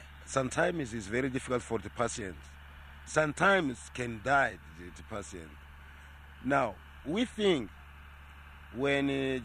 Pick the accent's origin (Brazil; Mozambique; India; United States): Mozambique; Niassa; Myself, I was born here in Nyasa. I know Nyasa. But if I not was born here, never I can come in Nyasa.